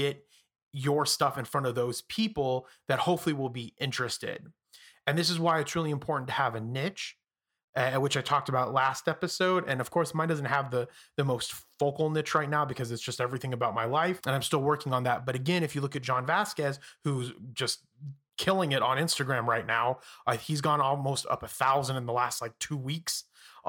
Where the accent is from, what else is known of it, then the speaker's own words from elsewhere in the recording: Phoenix, Arizona, United States; I'm from Phoenix